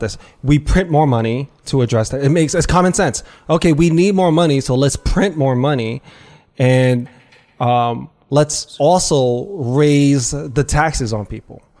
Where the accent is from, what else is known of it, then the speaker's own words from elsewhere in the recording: New York, United States; I grew up on the Lower East Side